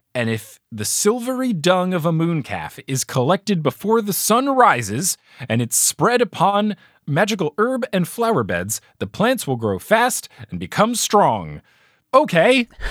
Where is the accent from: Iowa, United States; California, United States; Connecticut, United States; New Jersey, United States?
New Jersey, United States; I grew up in New Jersey